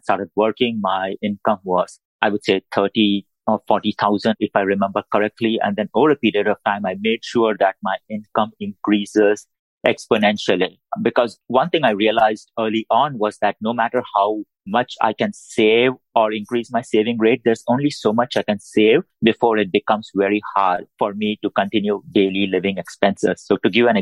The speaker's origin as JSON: {"language": "English", "country": "India", "second_language": "English", "moved": "as an adult", "lives_now": "United States", "said": "I moved from India"}